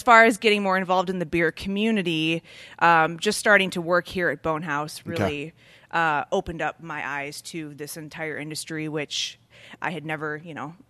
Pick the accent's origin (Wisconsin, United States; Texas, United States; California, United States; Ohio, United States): Wisconsin, United States; Milwaukee